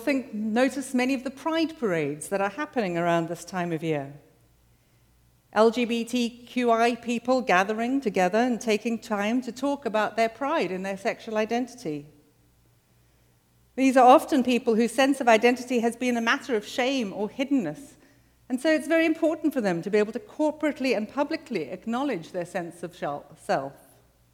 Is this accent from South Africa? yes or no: yes; South Africa; moved away as an adult; now in United States; I'm South African